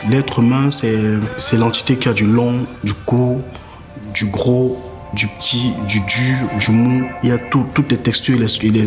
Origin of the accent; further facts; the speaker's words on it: Cameroon; Artiste plasticien, j'ai 31 ans, je suis camerounais.